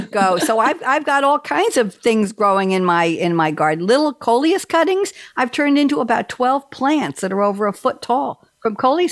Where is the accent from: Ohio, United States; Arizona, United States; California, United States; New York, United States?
New York, United States; New York City; moved away as an adult; now in North Carolina, United States; when I was growing up in Douglaston, Long Island